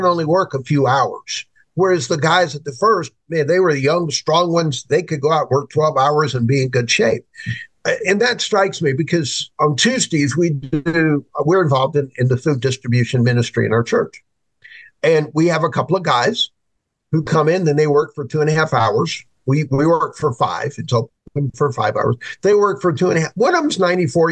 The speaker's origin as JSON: {"language": "English", "country": "United States", "said": "we as Christians in America"}